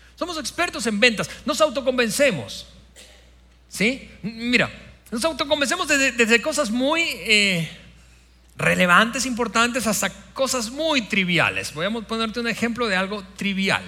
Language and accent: Spanish; Venezuela; moved away; mi país Venezuela, de mi país natal